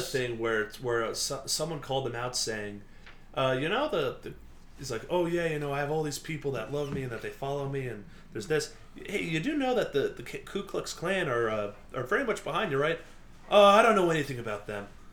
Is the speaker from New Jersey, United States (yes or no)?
no; Port Jefferson, New York, United States; I grew up in Port Jeff.